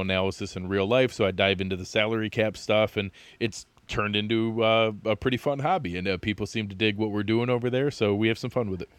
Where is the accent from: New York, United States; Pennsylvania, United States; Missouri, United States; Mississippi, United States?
New York, United States; Jamestown; moved away as an adult; I grew up in the Southern Tier as well. I was over in Chautauqua County